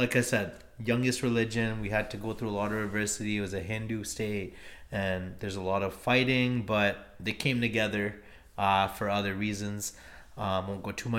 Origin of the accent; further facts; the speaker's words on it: Surrey, British Columbia, Canada; also born or lived in Vancouver / Richmond; I was actually born in Vancouver, but as a lot of Indo-Canadians, I was raised in Surrey. Surrey and Richmond, actually, because I was raised a lot in Richmond because of my grandparents